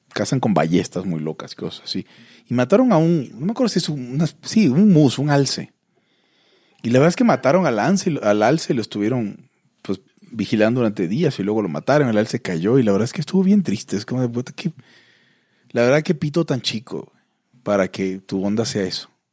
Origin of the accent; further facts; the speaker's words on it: Mexico; soy de México